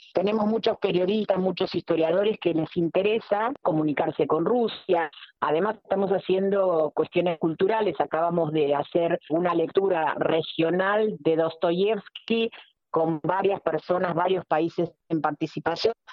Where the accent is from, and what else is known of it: Argentina